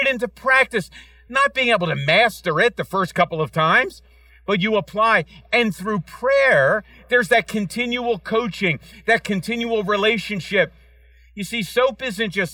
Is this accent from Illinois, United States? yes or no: no; Philadelphia, Pennsylvania, United States; Kim and I grew up in Center City in a town called Fishtown